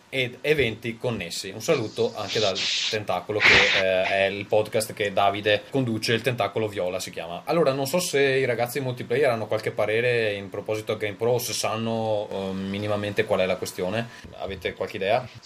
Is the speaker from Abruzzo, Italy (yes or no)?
no; Veneto, Italy; moved away; Sono, sono veneto, ma non, ma non, leghista.